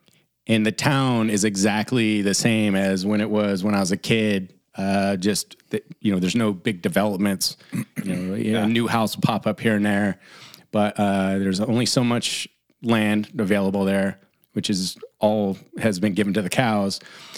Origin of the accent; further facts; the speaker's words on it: Ferndale, California, United States; we are both from Ferndale, mm-hmm. California, which is northern, four and a half hours north of San Francisco.